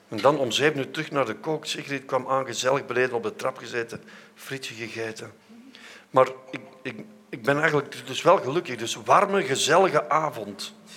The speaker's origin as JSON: {"language": "Dutch", "town": "Vorselaar", "region": "Flanders", "country": "Belgium", "said": "ik ben van Voslaar"}